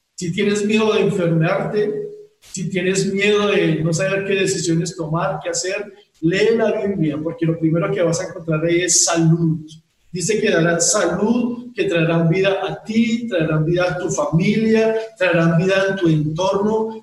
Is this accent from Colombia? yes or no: yes; Bogotá, Colombia; como hijos de Dios, como colombianos, como bogotanos